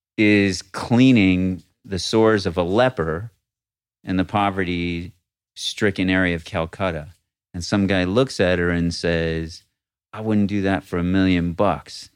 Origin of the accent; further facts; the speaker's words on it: Rochester, New York, United States; moved away; I was raised in Rochester, New York.